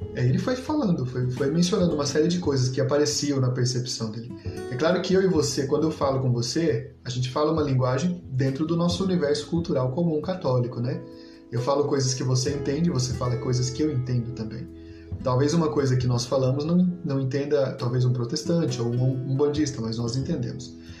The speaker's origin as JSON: {"language": "Portuguese", "region": "Paraná", "country": "Brazil", "said": "Eu sou paranaense"}